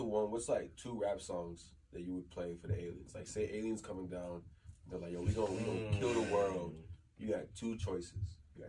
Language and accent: English; Texas, United States; Especially as somebody from the South, like I'm from Texas